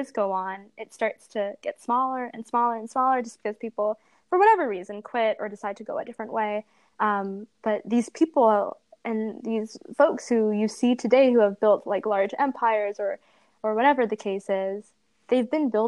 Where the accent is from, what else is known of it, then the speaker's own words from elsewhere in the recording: Ottawa, Ontario, Canada; So we're from Ottawa.